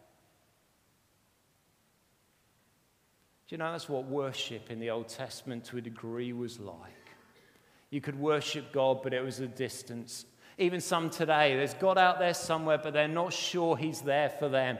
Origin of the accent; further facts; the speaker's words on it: United Kingdom; we're very British